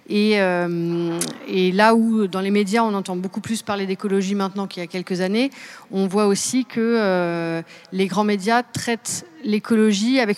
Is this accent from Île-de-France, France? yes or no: yes; Seine-et-Marne, Île-de-France, France; Je viens de Seine-et-Marne.